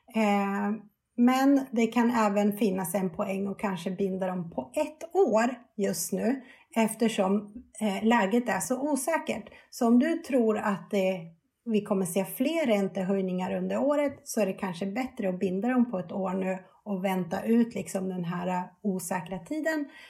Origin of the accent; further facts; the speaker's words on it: Sweden; vi svenskar